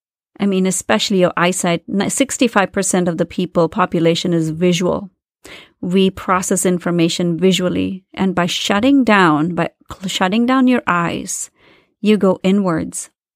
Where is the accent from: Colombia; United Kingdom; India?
India; moved away as an adult; When I moved to this country to do my master's, you know, I came from India where there's so much noise.